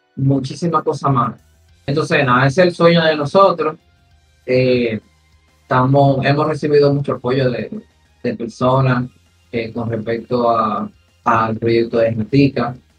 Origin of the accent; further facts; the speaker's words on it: Dominican Republic; yo soy de San Carlos, eh, de Mandinga